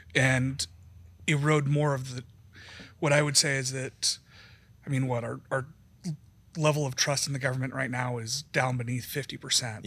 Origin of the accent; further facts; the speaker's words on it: Wyoming, United States; I grew up in Wyoming.